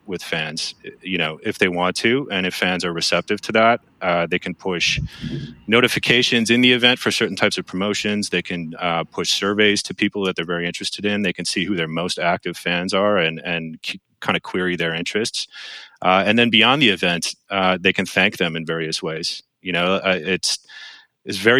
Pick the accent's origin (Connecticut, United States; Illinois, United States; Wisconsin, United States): Wisconsin, United States; Milwaukee; I'm from Milwaukee.